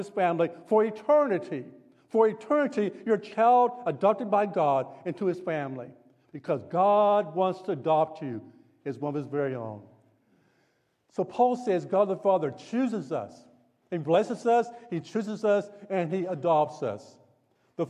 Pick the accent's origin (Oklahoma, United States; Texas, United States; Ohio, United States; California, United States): Oklahoma, United States; Tulsa; moved away; I grew up in Tulsa.